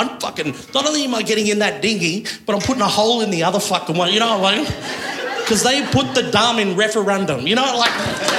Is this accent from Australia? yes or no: yes; Wagga Wagga, New South Wales, Australia; I'm from Wagga Wagga.